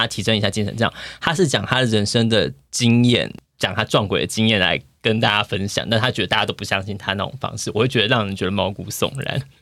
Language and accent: Chinese; Kaohsiung, Taiwan; 我们高雄人